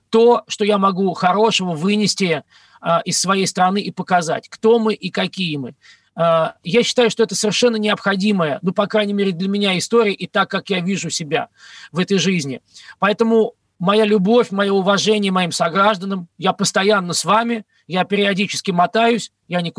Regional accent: Russia; я никуда из России не уезжал в том смысле, в котором многие себе представляют. Это моя родина.

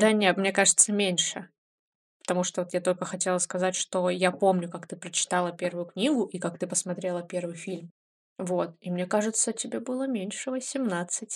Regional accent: Livny, Oryol Oblast, Russia; moved away; мой родной город Ливны

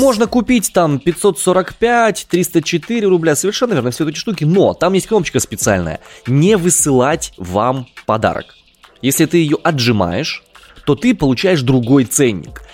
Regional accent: Siberia, Russia; Я больше степной сибиряк

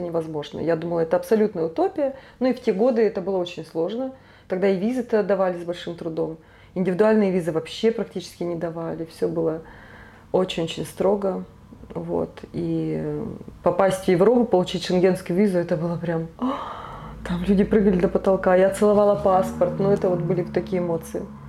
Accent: Krasnoyarsk, Krasnoyarsk Krai, Russia; moved away as an adult; now in Paris, France; сама я из Красноярска, из Сибири.

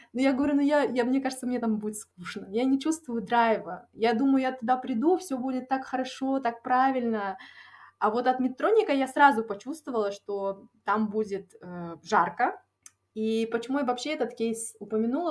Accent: Taraz, Jambyl Region, Kazakhstan; moved away as an adult; also born or lived in Almaty, Kazakhstan; now in Netherlands; я тоже из Казахстана, а, из а, города Тарас. А, я после э, окончания школы переехала в Алмату

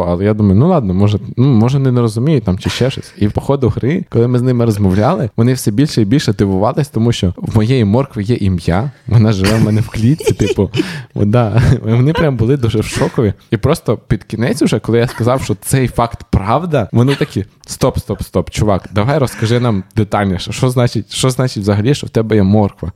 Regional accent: Ukraine; ми з України

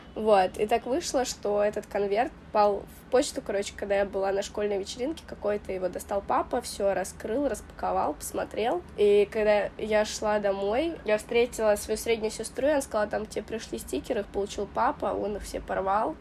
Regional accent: Russia; Мы армянская семья, которая переехала в Россию. Я вот родилась э, уже в России

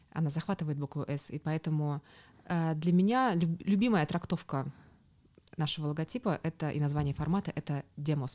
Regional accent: Tomsk, Tomsk Oblast, Russia; moved away as an adult; now in Berlin, Germany; я сама из Томска, э, живу последние годы в Берлине

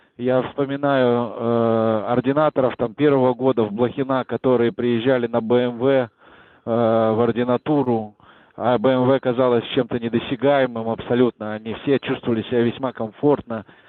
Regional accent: Moscow, Russia; я из Чертанова

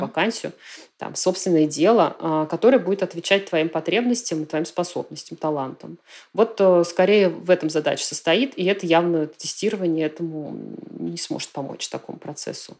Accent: Nizhny Novgorod, Nizhny Novgorod Oblast, Russia; moved away as an adult; now in Aix-en-Provence, France; Я родилась э, в Нижнем Новгороде

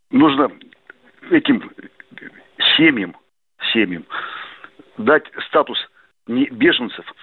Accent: Novosibirsk, Novosibirsk Oblast, Russia; И я думаю, что вот даже до Сибири, до нашей Сибири, я из Новосибирска, вот везде фермеры примут вместо таджиков и узбеков эти семьи.

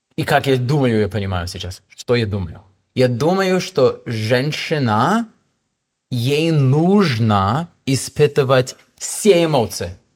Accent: Toronto, Ontario, Canada; Russian is a second language; moved away as an adult; also born or lived in Vancouver, Canada / Russia / Hong Kong; now in Bali, Indonesia; я из Торонто

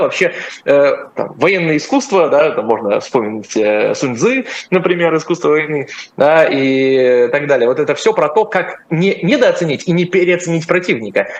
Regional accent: Russia; Я россиянин

